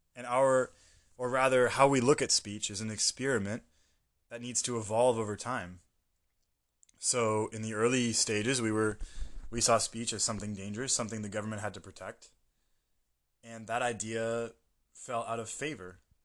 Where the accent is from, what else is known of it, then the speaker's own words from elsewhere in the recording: United States; moved away; as an American, I was living in a American bubble for most of my life